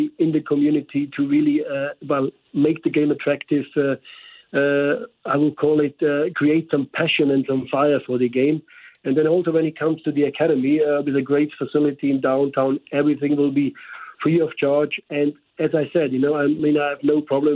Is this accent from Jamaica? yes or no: no; Germany; English is a second language; moved away as an adult; now in St. Louis, United States; From Germany, as maybe you picked up by the slight accent.